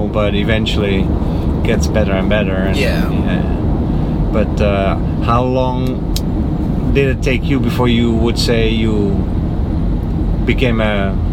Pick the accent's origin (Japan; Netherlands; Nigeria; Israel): Netherlands; now in Florida, United States; I was born in the Netherlands